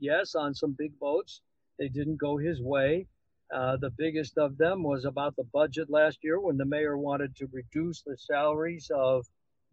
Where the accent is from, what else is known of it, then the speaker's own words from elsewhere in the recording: Chicago, Illinois, United States; now in Dallas, United States; We grew up there